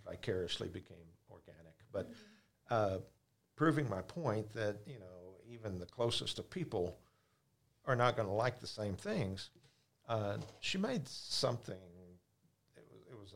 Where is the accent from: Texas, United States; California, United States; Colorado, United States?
Texas, United States; Dallas; I'm from the Dallas-Fort Worth area